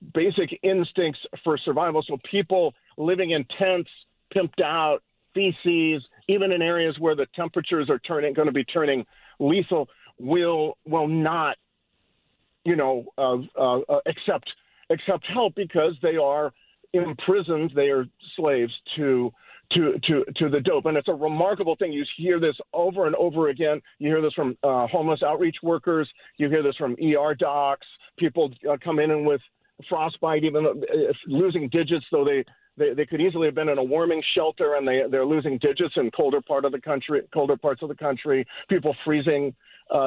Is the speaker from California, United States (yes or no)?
yes; Southern California, United States; also born or lived in Bronx, New York; I'm from Southern California, but we were living in the Bronx